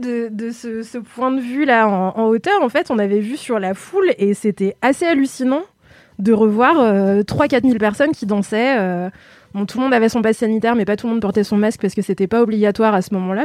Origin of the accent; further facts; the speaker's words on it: Lyon, Auvergne-Rhône-Alpes, France; je suis lyonnaise, on dit Ron